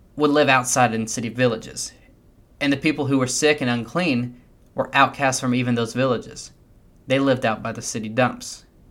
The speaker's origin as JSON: {"language": "English", "country": "United States", "said": "As American Christians"}